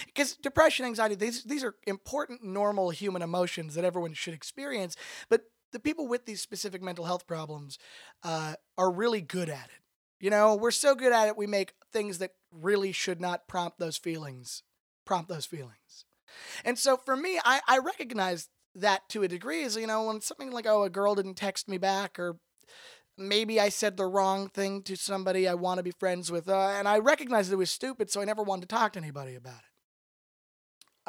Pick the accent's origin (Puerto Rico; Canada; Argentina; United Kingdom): Canada; Toronto, Ontario; moved away as an adult; now in Los Angeles, United States; I'm originally from Toronto, Canada. I've been in Los Angeles, California for the last four years